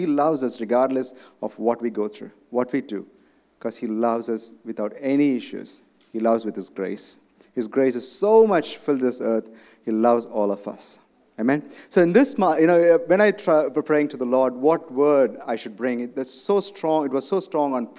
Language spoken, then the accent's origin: English; India; moved away; I come from India.